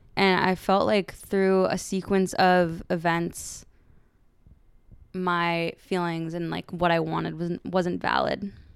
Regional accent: San Francisco, California, United States; moved away as an adult; now in Los Angeles, United States; I was raised in San Francisco.

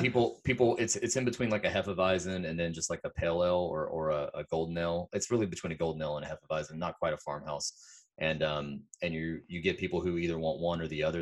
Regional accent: South Carolina, United States; I am from South Carolina

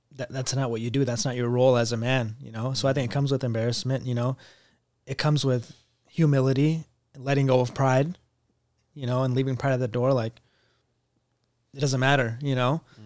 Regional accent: United States; I wasn't even first generation because I was an immigrant, basically, 'cause I wasn't born here

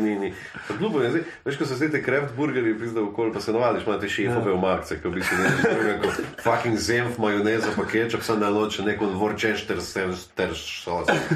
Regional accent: Slovenia; smo Slovenci

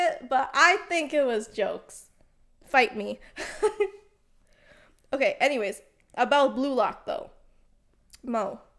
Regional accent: Canada; We are from Canada.

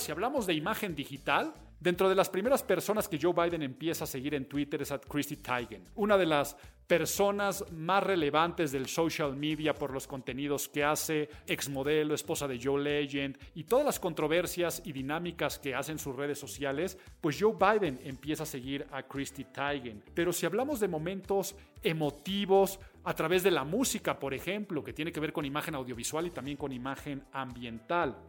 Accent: Mexico; en mi país

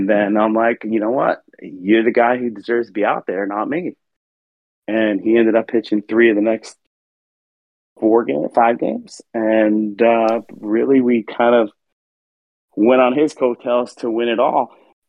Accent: East Coast, United States; As I mentioned earlier, I'm from the East Coast, and I don't have a ton of Minnesota friends

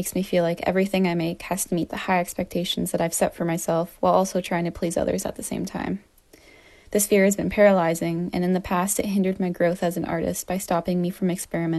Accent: Ontario, Canada; I'm from Ontario, Canada.

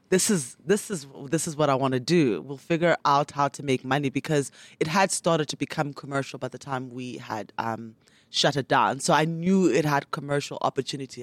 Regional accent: Port Elizabeth, Eastern Cape, South Africa; also born or lived in Transkei / Mthatha; now in Johannesburg, South Africa; I grew up in the Eastern Cape

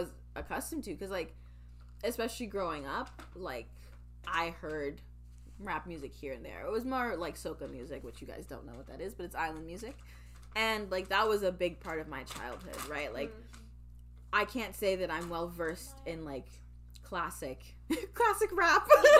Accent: United Kingdom; especially as a British person. I mean, we know there's a very large black population in Britain.

